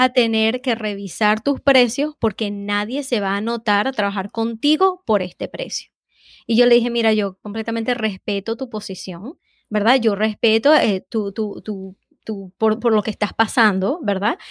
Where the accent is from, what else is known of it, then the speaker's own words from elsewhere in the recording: Venezuela; now in Boston, United States; soy de Venezuela